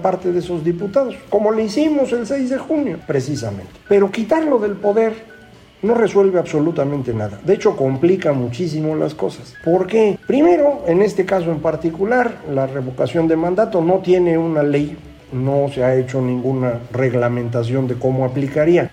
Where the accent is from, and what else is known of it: Mexico